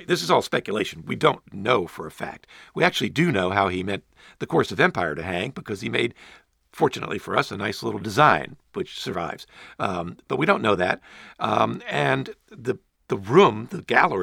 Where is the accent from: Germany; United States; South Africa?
United States; Richmond, Virginia; I grew up in Richmond, Virginia.